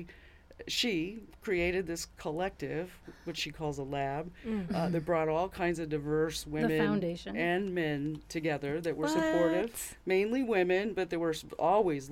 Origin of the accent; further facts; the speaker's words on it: San Francisco Bay Area, East Bay, California, United States; now in Michigan, United States; I grew up in the San Francisco Bay Area, the mm-hmm. East Bay, where Oakland was